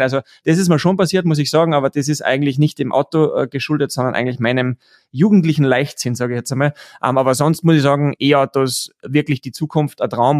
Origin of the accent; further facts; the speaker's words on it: Austria; bei uns in Österreich